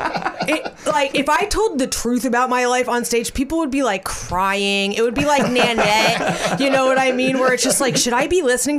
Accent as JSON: {"language": "English", "region": "Arizona", "country": "United States", "said": "we're from Arizona"}